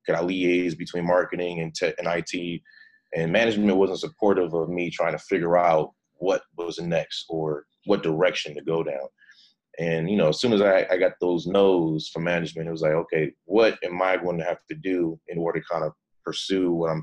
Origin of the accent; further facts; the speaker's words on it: Cleveland, Ohio, United States; moved away as an adult; now in Austin, United States; I'm originally from Cleveland, Ohio. Moved to Austin March of 2015.